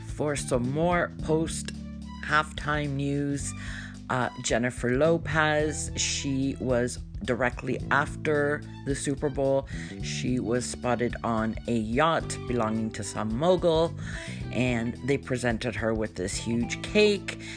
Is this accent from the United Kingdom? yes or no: no; Canada; As a Canadian